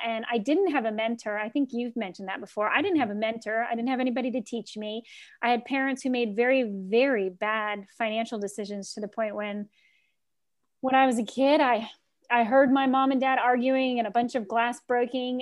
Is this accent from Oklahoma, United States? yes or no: no; Key West, Florida, United States; moved away; also born or lived in Washington, D.C.; I grew up in Key West where all the homes are built like ships.